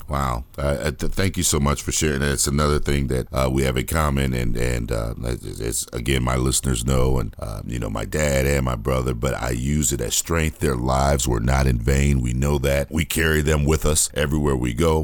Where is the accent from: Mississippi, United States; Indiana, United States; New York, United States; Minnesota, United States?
Indiana, United States; Gary; I grew up in Gary, Indiana.